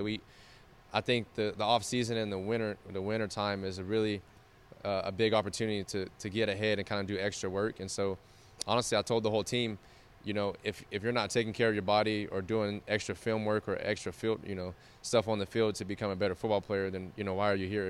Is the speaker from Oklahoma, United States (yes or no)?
yes; Oklahoma, United States; moved away as an adult; now in Lincoln, United States; I grew up in Oklahoma